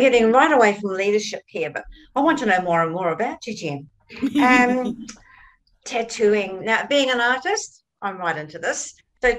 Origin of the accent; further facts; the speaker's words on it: New Zealand; I come from New Zealand, again, another spiritual country, but so different.